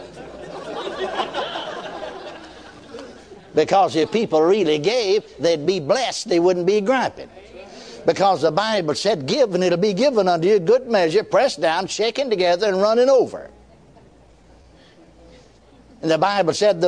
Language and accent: English; McKinney, Texas, United States; my hometown, McKinney, Texas